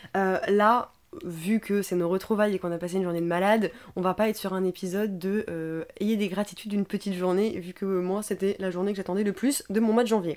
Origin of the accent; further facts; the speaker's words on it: France; on est français de base